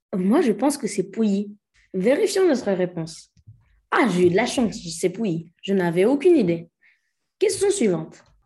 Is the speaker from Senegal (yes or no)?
yes; Senegal; je suis sénégalais